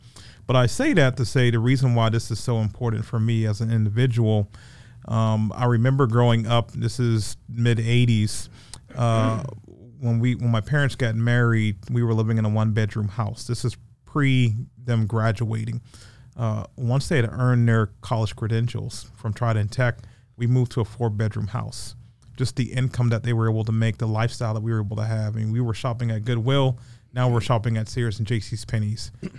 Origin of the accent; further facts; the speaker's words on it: Charleston, South Carolina, United States; also born or lived in Atlanta / Greenville; now in Augusta, United States; So my hometown is Charleston, South Carolina. I actually grew up on James Island, about 10 minutes from Folly Beach. I'm a beach kid.